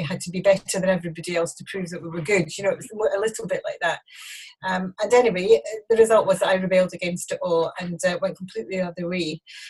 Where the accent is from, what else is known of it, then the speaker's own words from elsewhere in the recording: Glasgow, Scotland, United Kingdom; moved away as an adult; also born or lived in Oban / Edinburgh; now in Colchester, United Kingdom; Well, I was born in Glasgow. I was there. My dad was a minister in the Free Church of Scotland, Presbyterian Church, and we were there for some time.